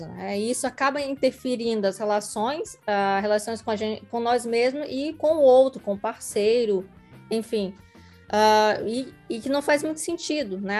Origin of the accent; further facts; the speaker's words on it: Northeast Region, Brazil; nós que somos nordestinas